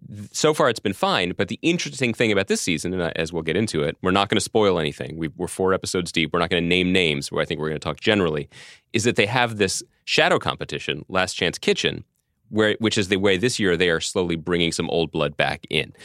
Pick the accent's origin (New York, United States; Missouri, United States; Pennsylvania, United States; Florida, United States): Pennsylvania, United States; Philadelphia; the mean streets of my hometown, Philadelphia.